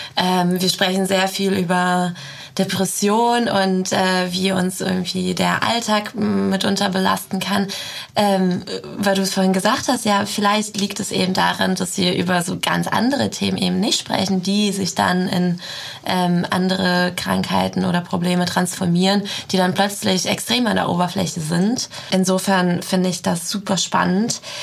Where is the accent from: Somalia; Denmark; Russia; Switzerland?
Russia; now in Germany; dass ich ursprünglich aus Russland komme. Ähm, irgendwo hat mich dieses Land äh, sehr geprägt, das ist natürlich meine Heimat